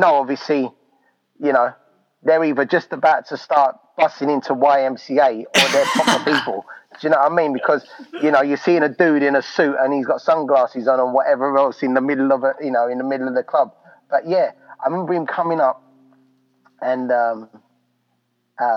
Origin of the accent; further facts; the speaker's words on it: London, United Kingdom; my hometown of London